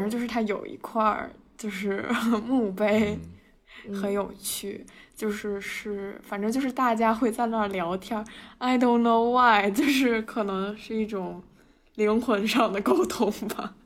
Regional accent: China; moved away as an adult; now in United States; 我是一个中国人，我，我是一个嗯。中国人，好吗？就是我，我是在中国读的书

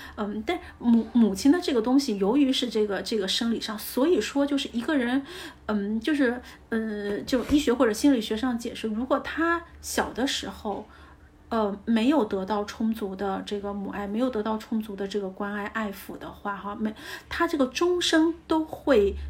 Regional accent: China; 就像我们中国人的相处，我们不表达，但我们的这爱里都在每一顿饭当中

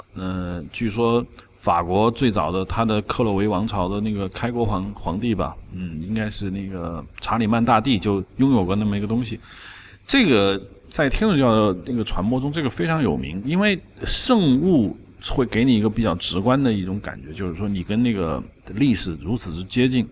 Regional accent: China; 我们中国人

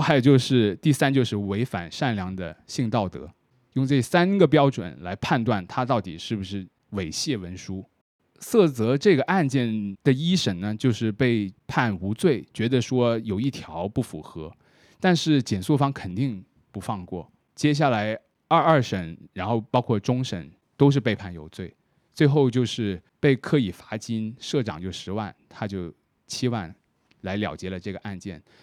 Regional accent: Shenzhen, Guangdong, China; 以我作为一个深圳人来说

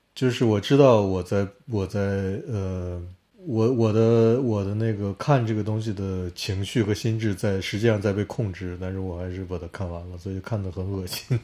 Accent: Harbin, Heilongjiang, China; 我家乡哈尔滨

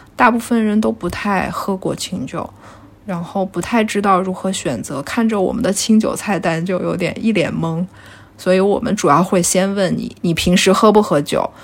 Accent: northwestern China, China; now in Shanghai, China; 因为我是西北人

